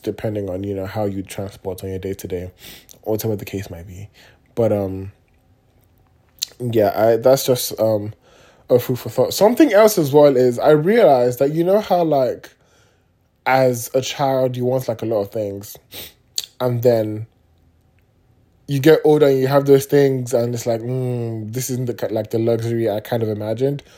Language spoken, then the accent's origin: English; Nigeria; being Nigerian